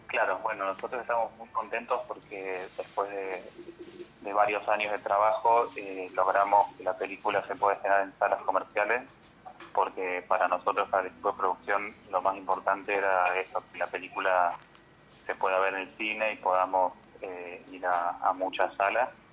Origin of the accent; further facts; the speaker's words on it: Villa Dolores, Córdoba, Argentina; yo nací en Villa Dolores y viví hasta lo, hasta que me fui a estudiar a Córdoba